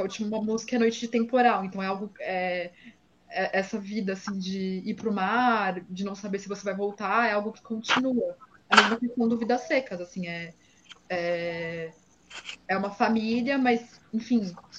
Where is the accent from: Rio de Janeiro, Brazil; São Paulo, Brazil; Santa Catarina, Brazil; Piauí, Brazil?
São Paulo, Brazil; eu cresci em São Paulo